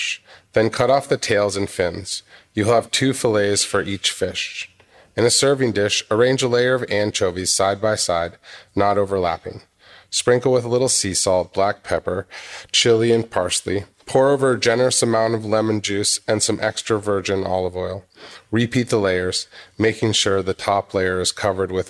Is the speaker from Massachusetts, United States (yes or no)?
yes; Massachusetts, United States; moved away as an adult; also born or lived in Seattle / Los Angeles; I was born in Massachusetts.